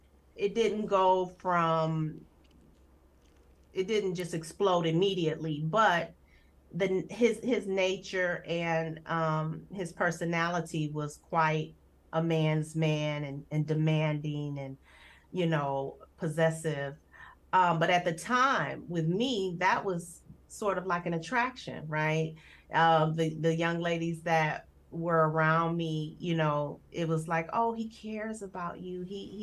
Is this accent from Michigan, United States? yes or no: yes; Detroit, Michigan, United States; So my home life was primarily with my mother. My mom and my dad, they did not marry. So it was my mother and I for a while, and then she remarried.